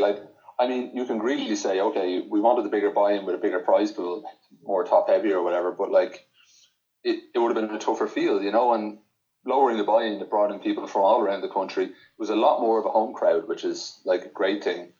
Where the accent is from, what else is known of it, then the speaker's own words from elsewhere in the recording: Ireland; as an Irish player